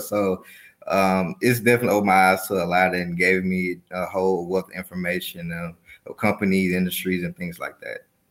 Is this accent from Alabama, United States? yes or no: yes; Mobile, Alabama, United States; moved away as an adult; also born or lived in Chicago, Illinois; now in Atlanta, United States; I'm a native of Mobile, Alabama